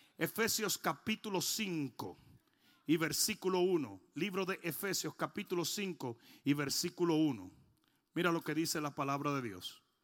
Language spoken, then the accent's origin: Spanish; Dominican Republic; moved away